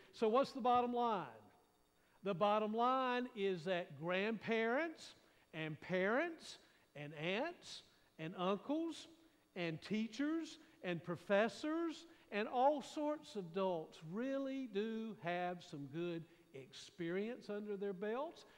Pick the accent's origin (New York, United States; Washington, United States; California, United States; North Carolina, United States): North Carolina, United States; Raleigh; I grew up in Raleigh, at the time it was out in the county